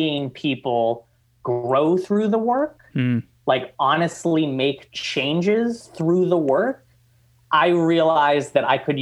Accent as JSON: {"language": "English", "region": "Massachusetts", "country": "United States", "moved": "yes", "lives_now": "Oregon, United States", "said": "I'm originally from Massachusetts"}